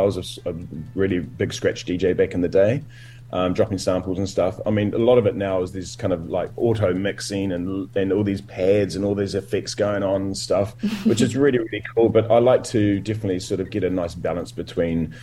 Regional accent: Dunedin, Otago, New Zealand; moved away as an adult; also born or lived in Christchurch; I started DJing in Dunedin. That's where it all started for me. I'm from Dunedin

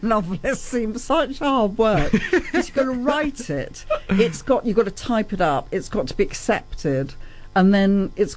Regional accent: United Kingdom; also born or lived in Germany; I'm British, but I was born a German by accident.

